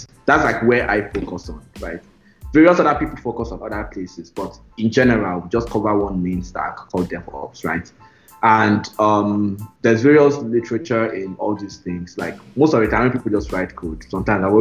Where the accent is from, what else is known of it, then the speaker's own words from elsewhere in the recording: Nigeria; I'm Nigerian